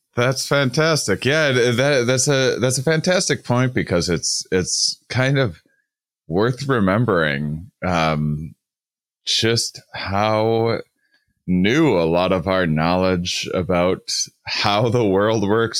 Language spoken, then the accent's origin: English; Wisconsin, United States; I was raised on the Mississippi in, in Wisconsin